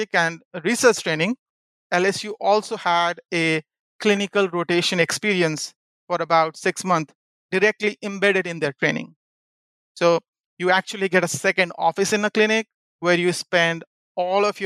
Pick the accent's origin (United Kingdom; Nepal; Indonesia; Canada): Nepal; Kathmandu, Bagmati; moved away as an adult; also born or lived in Louisiana, United States; now in United States; it took about 52 hours for me to get from Kathmandu, Nepal to Louisiana